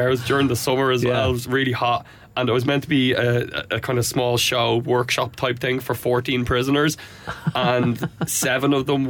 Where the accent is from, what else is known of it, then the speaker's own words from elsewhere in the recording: Wicklow, County Wicklow, Ireland; Yeah, I'm actually from Wicklow.